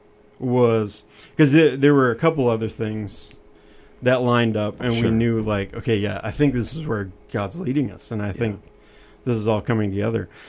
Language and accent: English; Rockford, Minnesota, United States; I grew up in Rockford, Minnesota